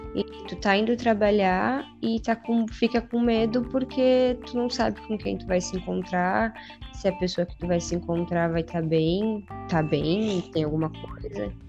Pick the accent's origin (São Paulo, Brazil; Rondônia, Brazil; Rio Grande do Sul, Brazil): Rio Grande do Sul, Brazil; Uruguaiana; now in Santa Catarina, Brazil; Eu vim de Uruguaiana, no Rio Grande do Sul. Estou já há um tempão aqui em Santa Catarina